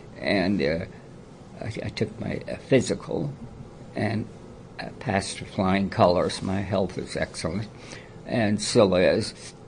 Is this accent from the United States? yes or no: yes; Minneapolis, Minnesota, United States; also born or lived in Winona, Minnesota; the last name, it's Norwegian. I'm totally Norwegian background. And I grew up in the Midwest. So I was born on February 9th, 1925, in Minneapolis, Minnesota. Again, a big Norwegian stronghold.